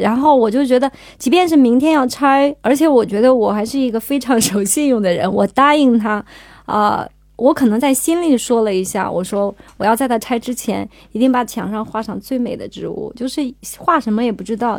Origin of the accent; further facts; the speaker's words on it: Qinghai, China; moved away; 我从小是生活在青海嘛，生活在草原上